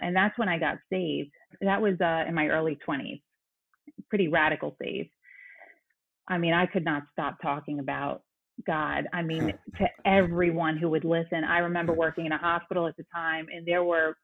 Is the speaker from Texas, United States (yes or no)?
no; New York City, New York, United States; moved away as an adult; also born or lived in Boston; I'm originally from Brooklyn, New York. I was born and raised there, went to school in Boston